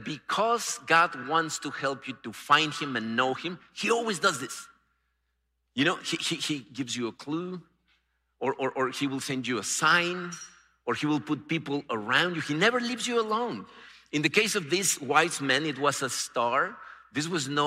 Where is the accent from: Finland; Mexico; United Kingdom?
Mexico; moved away as an adult; now in United States; growing up in Mexico, I thought there were only two religions